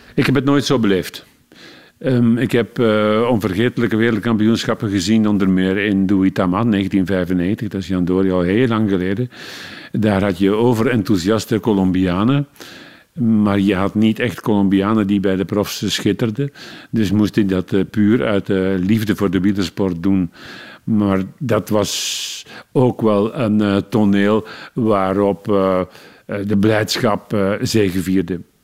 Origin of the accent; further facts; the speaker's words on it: Leuven, Flanders, Belgium; En als Leuvenaar, ik ben in Leuven geboren